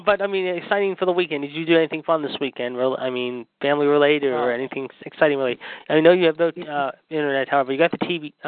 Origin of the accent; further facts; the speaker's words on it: Pittsburgh, Pennsylvania, United States; my hometown of Pittsburgh